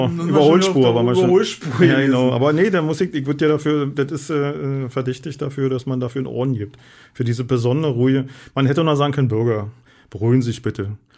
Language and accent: German; Berlin, Germany; Das ist nicht mehr mein Berlin, sag mal. Das ist nicht mehr meine Heimat.